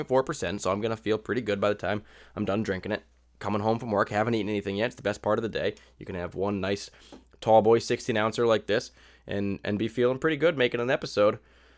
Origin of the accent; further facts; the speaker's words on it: Southington, Connecticut, United States; here in my hometown of Southington, Connecticut.